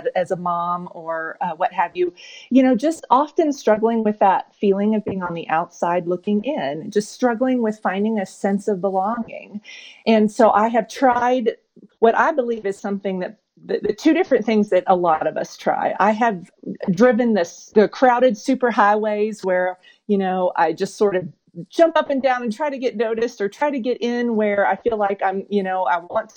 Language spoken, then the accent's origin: English; Oklahoma, United States; moved away as an adult; I grew up in Oklahoma.